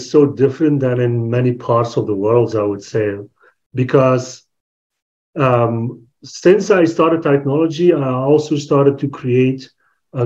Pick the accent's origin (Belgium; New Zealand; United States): Belgium; I'm from Belgium, born and raised in Belgium